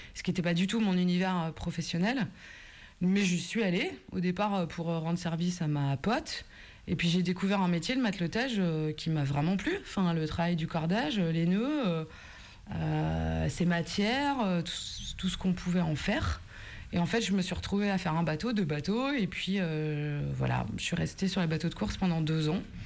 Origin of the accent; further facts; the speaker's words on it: Brittany, France; also born or lived in Belle-Île / Rennes; Belle-Île et Groix, c'est des îles que je voyais de la fenêtre de la maison où j'ai grandi.